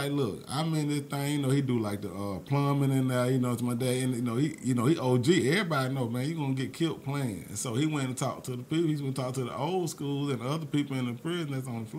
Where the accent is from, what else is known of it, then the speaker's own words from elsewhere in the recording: Mobile, Alabama, United States; I'm from Mobile, Alabama